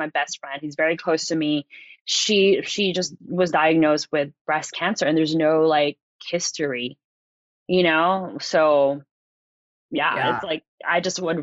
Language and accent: English; Philippines; now in Los Angeles, United States; I'm from the islands. I'm from the Philippines.